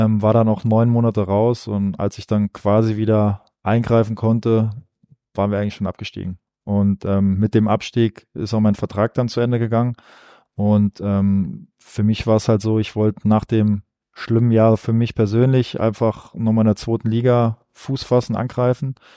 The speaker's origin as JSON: {"language": "German", "town": "Saarbrücken", "region": "Saarland", "country": "Germany", "tie": "born or raised there", "moved": "yes", "said": "auf Saarbrücken, weil es einfach meine Heimat ist"}